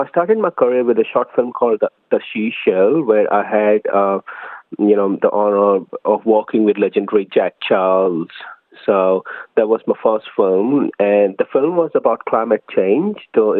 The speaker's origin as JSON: {"language": "English", "town": "New Delhi", "region": "Delhi", "country": "India", "moved": "yes", "lives_now": "Melbourne, Australia", "said": "I'm an Indian origin film director based in Melbourne. I migrated to Australia in 2012 from India, New Delhi"}